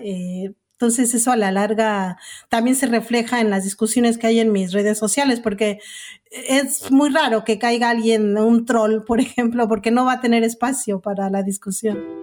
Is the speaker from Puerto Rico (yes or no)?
no; Mexico; moved away as an adult; now in Buenos Aires, Argentina; soy una periodista mexicana que vive en Argentina